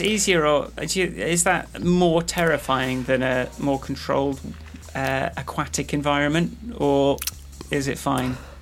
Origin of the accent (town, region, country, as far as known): Radcliffe on Trent, East Midlands, United Kingdom; born or raised there; now in London, United Kingdom